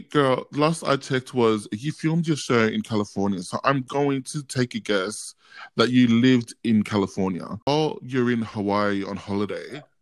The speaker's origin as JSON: {"language": "English", "country": "Australia", "said": "I'm Australian"}